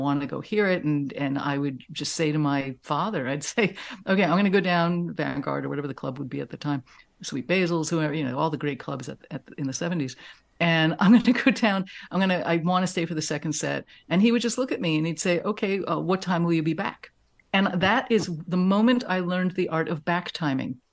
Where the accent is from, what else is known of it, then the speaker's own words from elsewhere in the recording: New York City, New York, United States; I grew up in Manhattan in an apartment